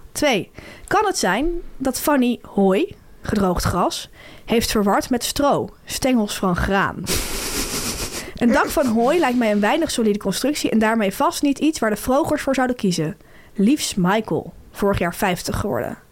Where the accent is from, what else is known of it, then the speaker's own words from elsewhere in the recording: Delft, South Holland, Netherlands; moved away; also born or lived in Amsterdam; Suzanne heeft ook in Delft gewoond, waar ik vandaan kom